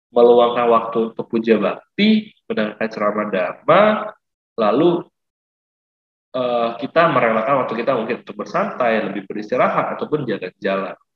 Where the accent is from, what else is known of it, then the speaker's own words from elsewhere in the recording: Palembang, South Sumatra, Indonesia; saya dari Palembang.